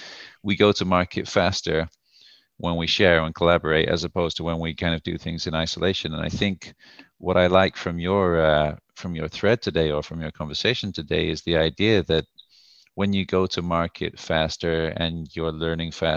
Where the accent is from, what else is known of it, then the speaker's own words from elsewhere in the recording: United Kingdom; moved away as an adult; also born or lived in United States; now in Tel Aviv, Israel; I'm originally from the UK before living in the US for a couple of years